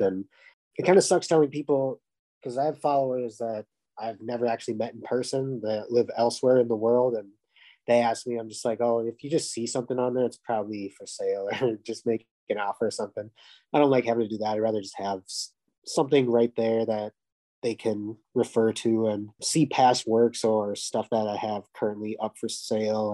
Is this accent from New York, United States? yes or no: no; Minnesota, United States; now in Fargo, United States; I'm from Minnesota